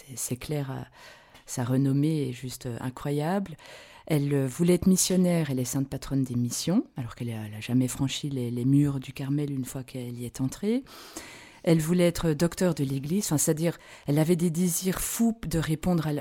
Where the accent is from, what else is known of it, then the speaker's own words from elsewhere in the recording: Belgium; moved away as an adult; now in Switzerland; je suis belge